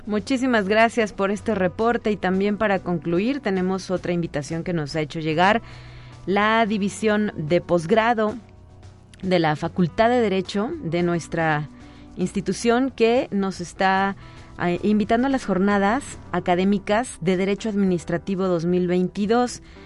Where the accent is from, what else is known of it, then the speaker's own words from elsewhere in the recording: Mexico; los mexicanos somos muy dados a creer pues lo que nos dijo la abuela